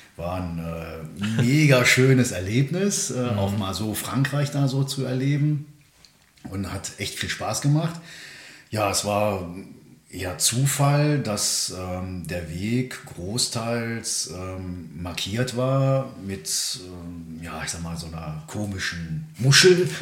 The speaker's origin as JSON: {"language": "German", "town": "Königswinter", "region": "North Rhine-Westphalia", "country": "Germany", "tie": "born or raised there", "said": "Ich bin äh, geboren im Siebengebirge bei mhm. Bonn"}